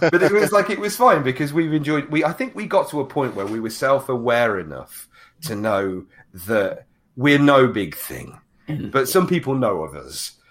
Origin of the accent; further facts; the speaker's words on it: United Kingdom; we're British gamers